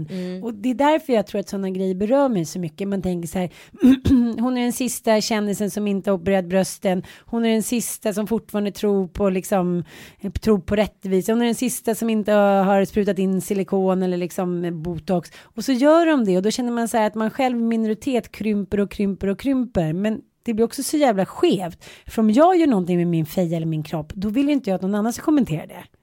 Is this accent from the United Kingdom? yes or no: no; Canada; jag är från Kanada.